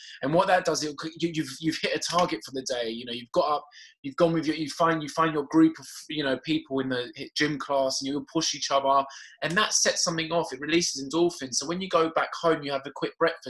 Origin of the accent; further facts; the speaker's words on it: Cyprus; I'm Caucasian, so, but I'm from Cyprus.